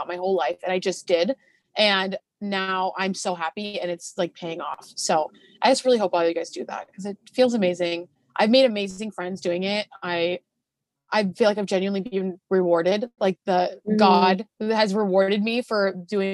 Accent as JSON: {"language": "English", "region": "Arizona", "country": "United States", "tie": "born or raised there", "said": "I grew up in Arizona"}